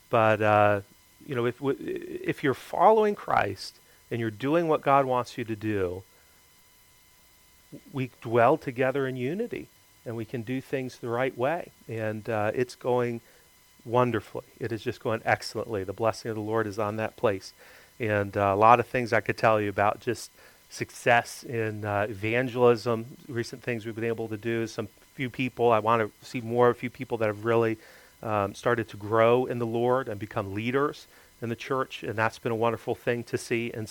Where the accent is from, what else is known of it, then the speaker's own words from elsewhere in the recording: Greenville, South Carolina, United States; born there; also born or lived in Florida; I lived there for 10 years, so I guess I kind of consider myself from there. I was born in Greenville, South Carolina, always been from the Southeast.